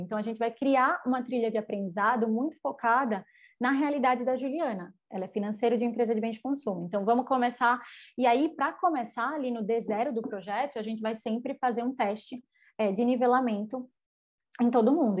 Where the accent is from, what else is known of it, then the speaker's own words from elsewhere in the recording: Recife, Pernambuco, Brazil; accent: nordestino; sou nordestina, o sotaque não me deixa mentir, né? Com muito orgulho, recifense de sangue, de criação